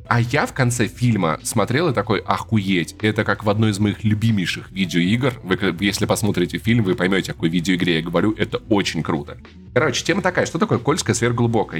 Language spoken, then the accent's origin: Russian; Russia; Мы выросли в России